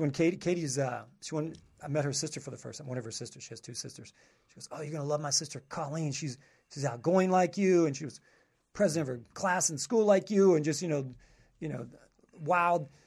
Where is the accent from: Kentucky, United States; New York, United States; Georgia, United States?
Kentucky, United States; southern; moved away as an adult; also born or lived in Panama City Beach, Florida; I'm from, like, more southern Kentucky